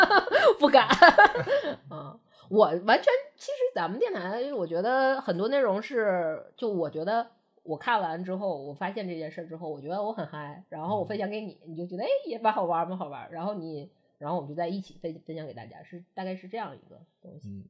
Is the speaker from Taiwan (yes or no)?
no; Northeast China, China; 我们是东北人